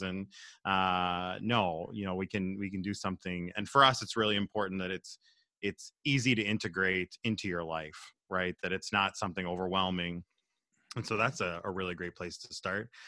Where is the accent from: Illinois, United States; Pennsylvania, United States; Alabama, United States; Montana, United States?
Pennsylvania, United States; Southwest; moved away as an adult; also born or lived in Minnesota; now in Minneapolis, United States; I'm from Pennsylvania, Southwest P A originally, uh, and moved to Minnesota in two thousand six